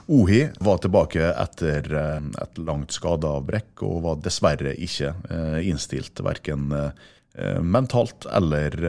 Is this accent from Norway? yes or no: yes; Ålesund, Møre og Romsdal, Norway; born there; Jeg er født i Ålesund.